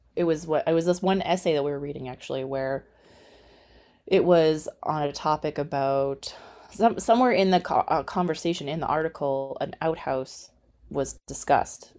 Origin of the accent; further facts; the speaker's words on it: Edmonton, Alberta, Canada; also born or lived in Calgary / Nova Scotia; I was born in Calgary, raised in Edmonton